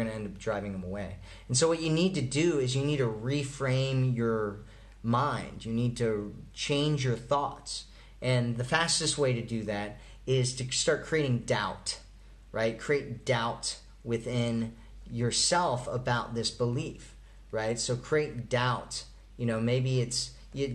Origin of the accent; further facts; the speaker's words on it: Colorado, United States; I'm from Colorado